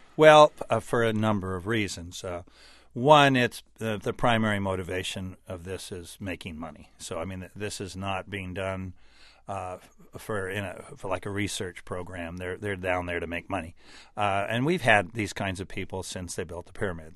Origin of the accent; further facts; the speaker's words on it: California, United States; I grew up in California